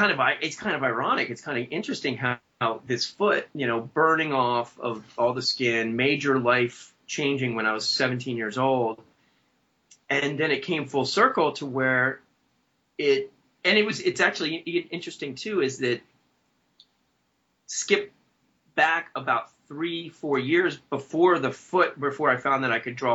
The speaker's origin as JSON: {"language": "English", "region": "Maryland", "country": "United States", "tie": "born or raised there", "said": "I was born in Maryland and 46 years old."}